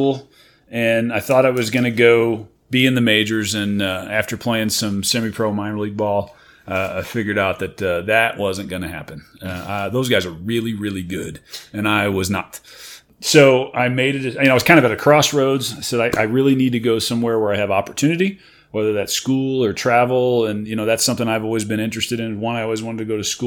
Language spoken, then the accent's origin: English; Warrenton, Missouri, United States; also born or lived in St. Charles, Missouri; I was born there, but I actually was raised in Warrenton, Missouri